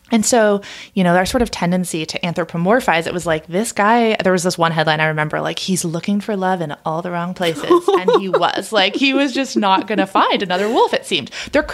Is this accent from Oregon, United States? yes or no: yes; Oregon, United States; suddenly this wolf started grabbing headlines, and it was in my home state of Oregon.